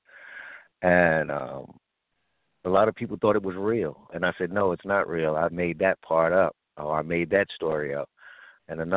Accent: New York City, New York, United States; growing up in Brownsville

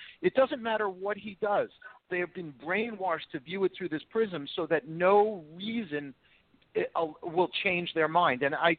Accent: New Jersey, United States; Look, I came from New Jersey.

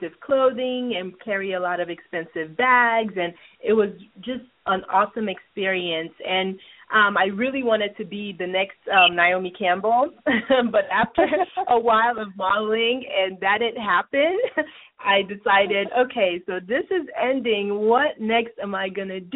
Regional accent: Nigeria; moved away; I grew up in Nigeria

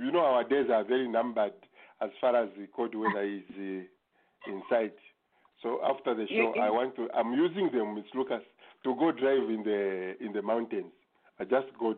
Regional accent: Zambia; moved away as an adult; also born or lived in Dover; now in Okotoks, Canada; I was born in Zambia

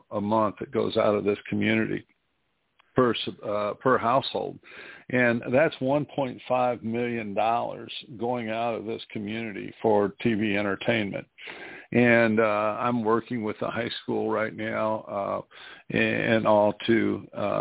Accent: New Castle, Indiana, United States; here in my hometown of Newcastle, Indiana, my high school that I went

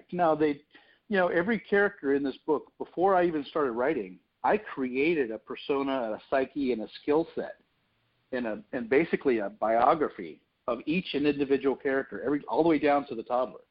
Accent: Florida, United States; moved away as an adult; I was born and raised in Florida, and I wrote this story to begin in an area that I lived up until about almost 2 years ago

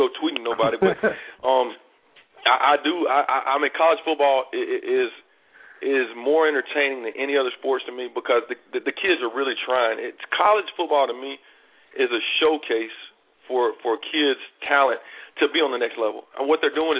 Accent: Palmerdale, Alabama, United States; since I was a kid growing up in Palmerdale, Alabama

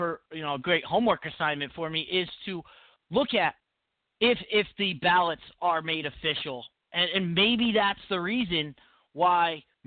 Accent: Connecticut, United States; I am from Connecticut.

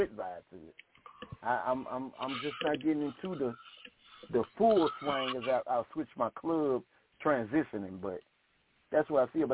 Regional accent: Shreveport, Louisiana, United States; I'm from Shreveport

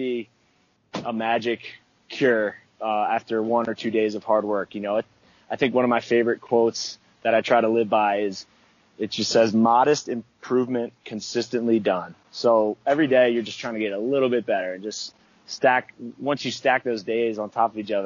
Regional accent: Baltimore, Maryland, United States; moved away; growing up in Baltimore

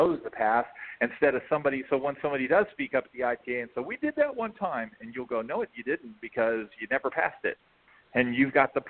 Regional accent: Florida, United States; now in Alabama, United States; I'm from Florida

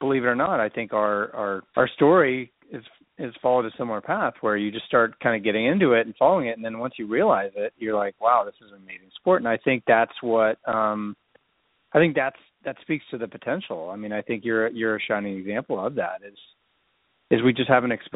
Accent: Oakland, California, United States; moved away as an adult; also born or lived in Reno, Nevada; now in Seattle, United States; I grew up in Oakland, California, kind of before the Sharks moved there

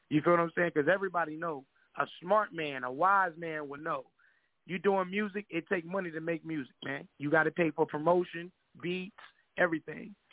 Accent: Kinston, North Carolina, United States; Well, I'm from all over, but I'm originally from Kinston, North Carolina, K-Town. Yeah, for the ones that don't know, that's down there by the beach, Jacksonville way

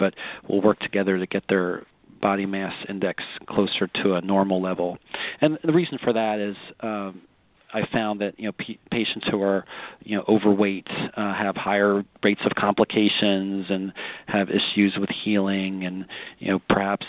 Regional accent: Pennsylvania, United States; now in Sarasota, United States; I'm originally from Pennsylvania

